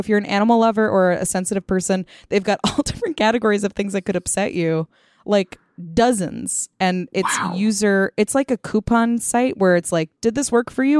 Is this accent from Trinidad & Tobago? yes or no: no; India; I grew up in India, in a historically significant city that has medieval architecture next to malls.